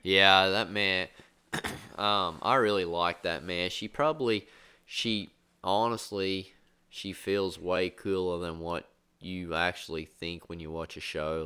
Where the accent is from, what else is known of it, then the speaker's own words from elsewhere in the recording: Australia; I grew up in Australia